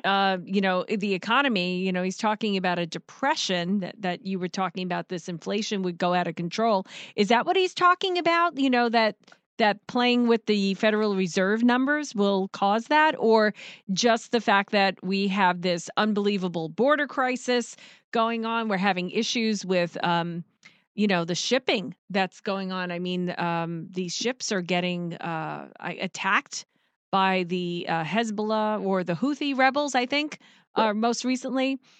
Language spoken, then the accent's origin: English; New Yorker, United States; me being a New Yorker